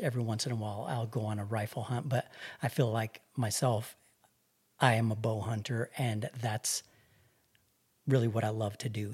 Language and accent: English; Albuquerque, New Mexico, United States; I grew up right here in Albuquerque